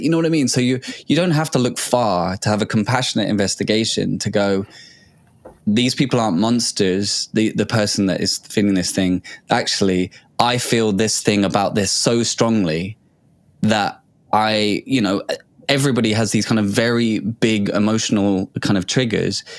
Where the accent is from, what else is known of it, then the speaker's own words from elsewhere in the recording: England, United Kingdom; we grew up in England